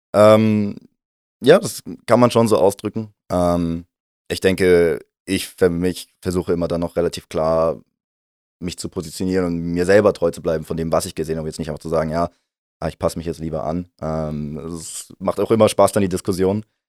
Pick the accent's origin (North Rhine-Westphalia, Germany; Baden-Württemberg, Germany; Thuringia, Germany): Baden-Württemberg, Germany; near Heidelberg; moved away as an adult; now in St. Gallen, Switzerland; Heimat ist, wo ich herkomme, das ist für mich nähe Heidelberg in Deutschland